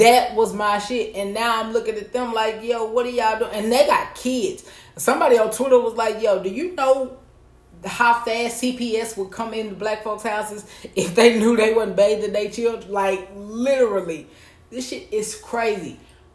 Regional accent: the South, United States; I'm from the South.

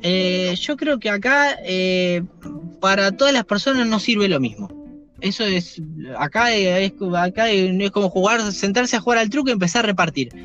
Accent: Buenos Aires, Argentina; soy nacido en Capital Federal y bueno, nada, trabajé mucho tiempo en provincia, pero vivo también, nací y vivo en Capital Federal

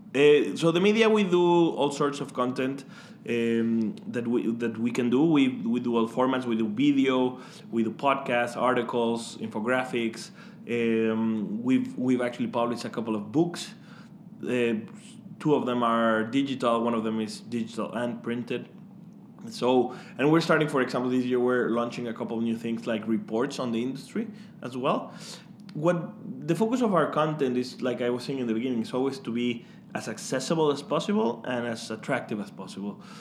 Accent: Mexico; moved away as an adult; I am actually from Mexico, um, so you can you can probably hear my my J's be very strong, like Juan

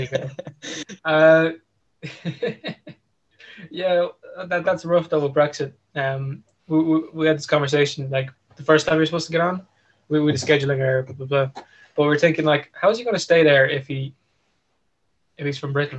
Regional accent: Ireland; being Irish in, in EU

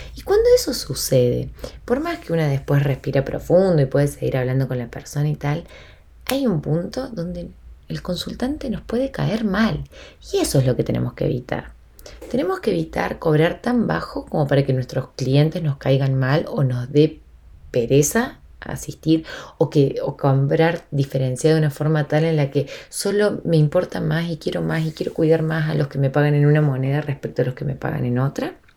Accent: Argentina; Yo estoy en Argentina y soy de Argentina en este momento, eh, estoy acá

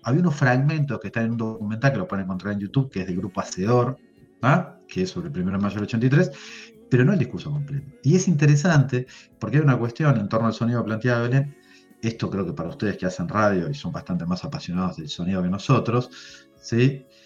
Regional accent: Uruguay; Nosotros somos uruguayos, pero somos ni argentinos ni brasileños.

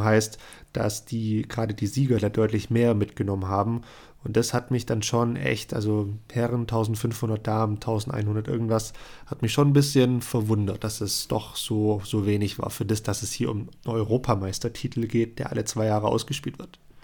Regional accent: Germany; bei uns in Deutschland

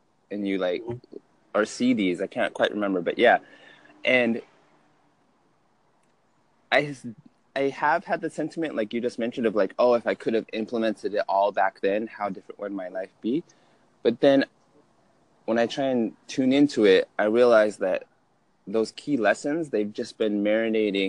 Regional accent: Utah, United States; I grew up in Utah, medium-sized family for Utah standards.

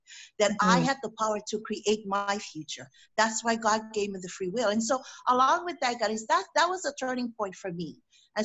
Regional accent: Afono, American Samoa; growing up in American Samoa, born and raised in American Samoa

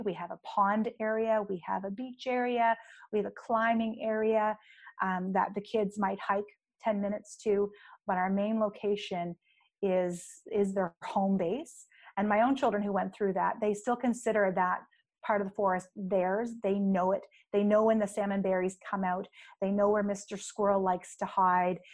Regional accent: the Maritimes, Canada; now in Victoria, Canada; I'm from the Maritimes, so the east coast of Canada, where we get a lot of snow

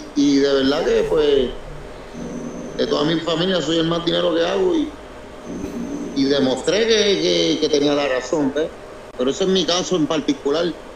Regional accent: Puerto Rico; also born or lived in New Jersey; yo nací en, el New Jersey. Y me, y me fui a temprana edad, como a los 10 años, me fui a Puerto Rico. De ahí me crié en Puerto Rico.

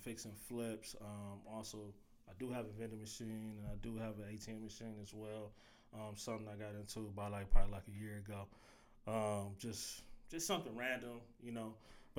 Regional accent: Cleveland, Ohio, United States; growing up in Cleveland, I grew up in the St. Clair area

